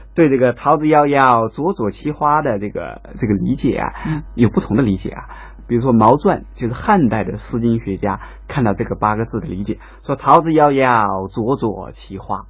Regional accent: China; 《桃夭》这首诗的话，在我们中国人中间应该说是，呃，付诸皆知，耳熟能详啊

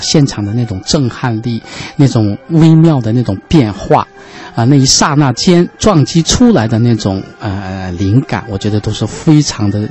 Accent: China; 其实代表了我们中国人的一种情怀

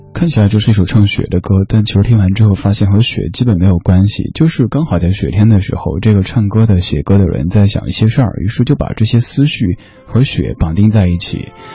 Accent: Chengdu, Sichuan, China; moved away; also born or lived in Shanghai; 从小生活在，不算是南方吧，不管小时候在了上海，还是后来自己回到家乡的成都，都是不怎么下雪的地方

